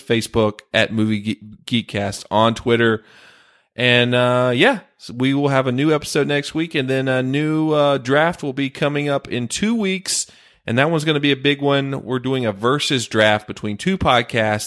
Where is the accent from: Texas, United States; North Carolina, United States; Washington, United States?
North Carolina, United States; moved away; my home state of North Carolina